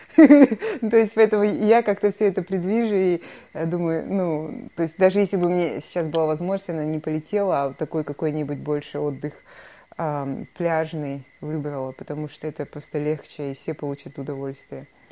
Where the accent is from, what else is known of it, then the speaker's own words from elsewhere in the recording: Kostanay Region, Kazakhstan; moved away as an adult; прекрасная страна, в которой я выросла